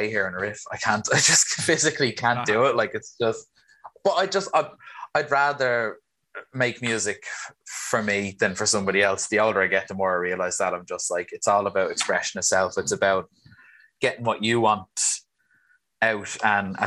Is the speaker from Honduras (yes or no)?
no; Swords, Leinster, Ireland; I'm from Swords, just right beside the airport, so North Dublin.